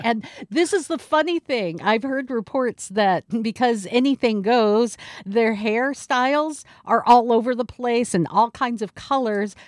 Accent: Seattle, Washington, United States; born or raised there

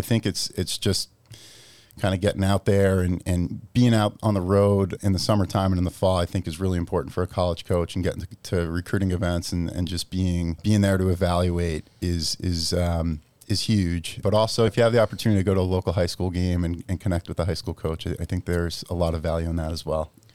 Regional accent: Massapequa, New York, United States; moved away as an adult; also born or lived in Pennsylvania; now in Massachusetts, United States; I grew up in Massapequa

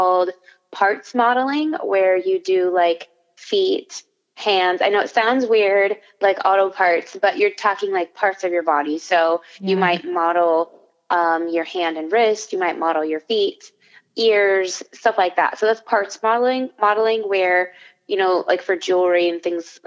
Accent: Wyoming, United States; also born or lived in Florida; now in Orlando, United States; I'm from Wyoming, so that would be West.

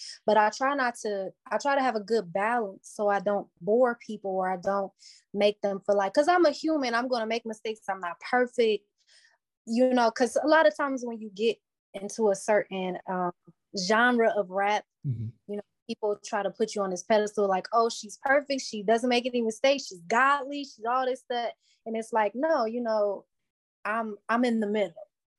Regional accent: Cleveland, Ohio, United States; Cleveland is an interesting place. It's like you get a taste of everything here, but it's reserved enough to where you can build yourself

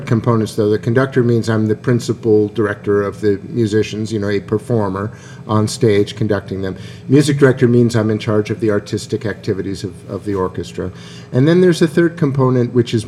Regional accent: Boston, Massachusetts, United States; now in Akron, United States; I currently have another orchestra in Boston, which is kind of fun because that's my hometown

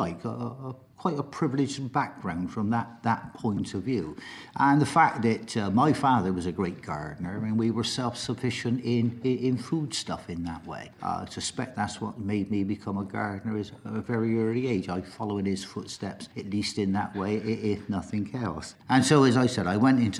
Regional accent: Bristol, South West England, United Kingdom; I was born in Healfields, and I'm delighted that I still represent Healfields to this day

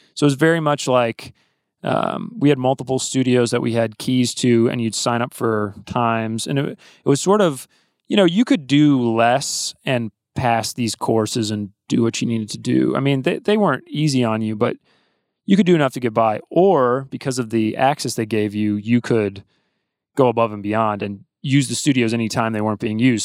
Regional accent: Athens, Georgia, United States; my dad's a university professor at University of Georgia, which is why I grew up in Athens

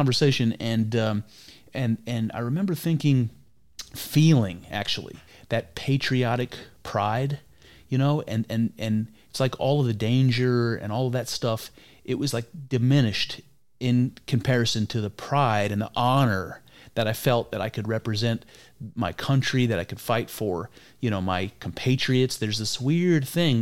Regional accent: Ohio, United States; I'm from Ohio

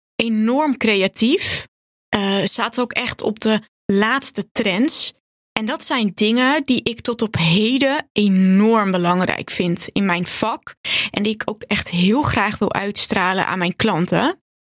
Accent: Purmerend, North Holland, Netherlands; also born or lived in Zaanstad; ik ben geboren in de jaren 90 in Zaanstad. Ik ben daar opgegroeid tot mijn achtste. Toen gingen mijn ouders scheiden en toen gingen ze eigenlijk beide naar Purmerend verhuizen. Toen ehm, ben ik daar ook naar school gegaan en ben ik eigenlijk volledig opgegroeid in Purmerend

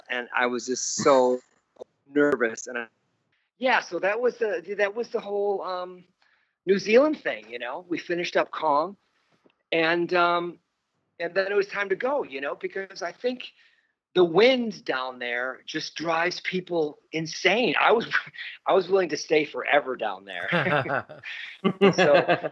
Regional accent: New York, United States; I'm a New Yorker

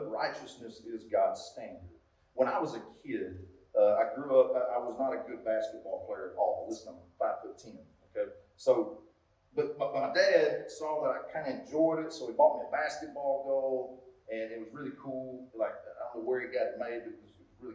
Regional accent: United States; I'm from Cass County

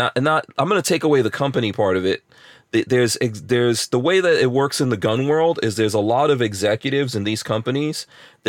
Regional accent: New York City, New York, United States; growing up in New York

